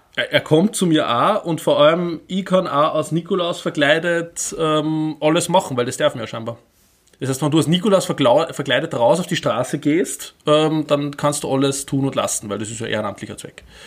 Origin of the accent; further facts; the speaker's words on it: Upper Austria, Austria; ich bin ja aus Oberösterreich ursprünglich